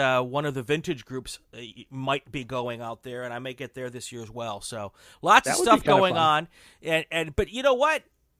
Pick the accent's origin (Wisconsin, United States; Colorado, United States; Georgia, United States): Wisconsin, United States; moved away as an adult; also born or lived in Chicago, Illinois / Minnesota; now in Southern California, United States; I'm from the Chicago area, born in Chicago, raised in Wisconsin, went to school in Minnesota.